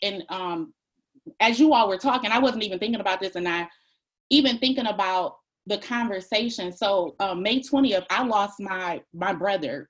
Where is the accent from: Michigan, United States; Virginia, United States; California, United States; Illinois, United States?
Michigan, United States; Detroit; moved away as an adult; now in Maryland, United States; we're from Detroit.